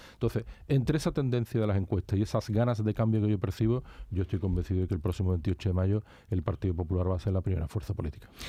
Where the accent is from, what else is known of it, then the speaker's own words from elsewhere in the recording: Seville, Andalusia, Spain; also born or lived in Tomares; he vivido en la ciudad, nací por supuesto, no me fui de Sevilla hasta que me casé